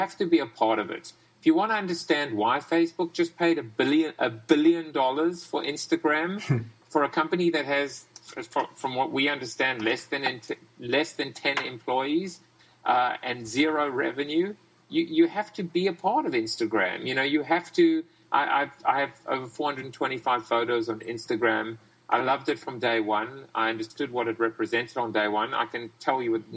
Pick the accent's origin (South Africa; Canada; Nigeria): South Africa; now in United States; I'm from South Africa originally.